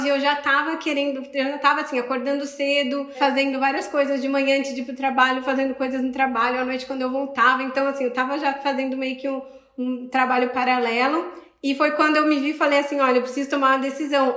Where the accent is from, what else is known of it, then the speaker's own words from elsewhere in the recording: Sorocaba, São Paulo, Brazil; moved away; eu sou de Sorocaba, em São Paulo